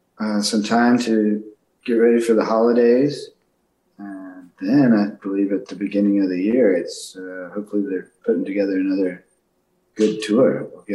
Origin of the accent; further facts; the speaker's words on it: Austin, Texas, United States; growing up in Austin, Texas, playing there is quite an honor for me just because, you know, that's … and all those guys that played in Austin.